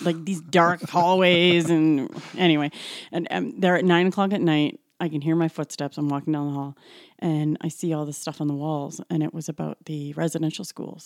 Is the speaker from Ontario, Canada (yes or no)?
no; Calgary, Alberta, Canada; I was born and raised in Calgary